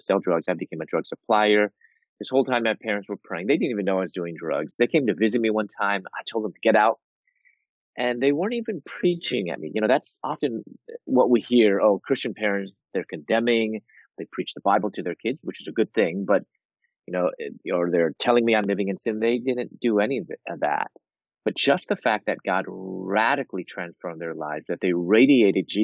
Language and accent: English; Chicago, Illinois, United States; moved away as an adult; also born or lived in Louisville, Kentucky; I'm from Chicago and I moved to Louisville, Kentucky